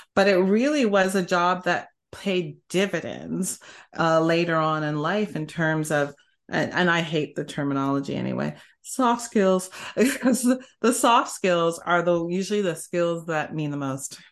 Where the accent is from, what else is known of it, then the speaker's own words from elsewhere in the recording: Canada; moved away as an adult; also born or lived in Bay Area, United States; now in United States; I started off in Canada 'cause I'm Canadian